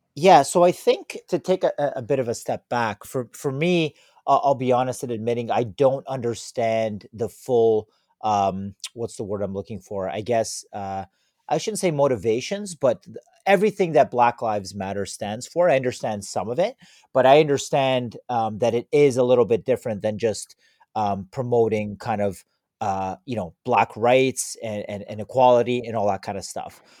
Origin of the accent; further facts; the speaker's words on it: Toronto, Ontario, Canada; living in Canada, growing up in Toronto